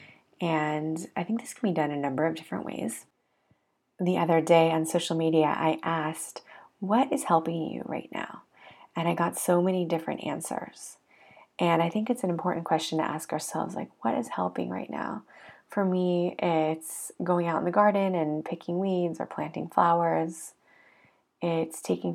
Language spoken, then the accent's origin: English; United States; now in Israel; as an American immigrant living in Israel